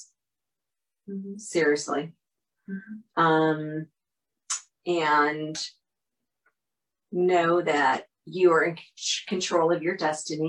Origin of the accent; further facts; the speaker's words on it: Syracuse, New York, United States; I'm from Syracuse